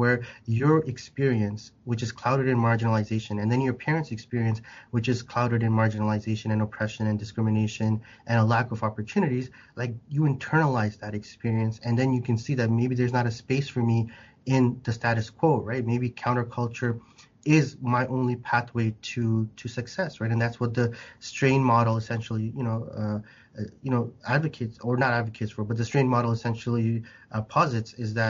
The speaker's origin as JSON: {"language": "English", "country": "Canada", "said": "you wouldn't think of me as what you, when you see a Canadian, you know, just like, where are you really from? And then when I go to Bangladesh, the moment they hear me speak, they're like, where are you from?"}